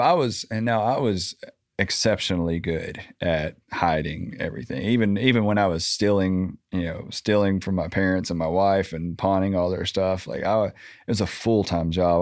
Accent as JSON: {"language": "English", "town": "Little Rock", "region": "Arkansas", "country": "United States", "tie": "born or raised there", "said": "I grew up in Southwest Little Rock, Landmark"}